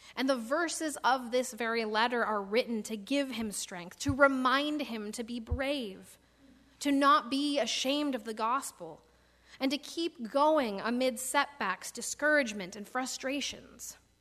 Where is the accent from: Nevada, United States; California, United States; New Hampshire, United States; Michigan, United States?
Michigan, United States; moved away; when I was growing up in Michigan